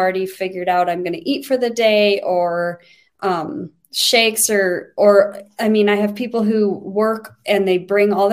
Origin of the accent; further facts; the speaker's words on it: Wyoming, United States; I'm from Wyoming.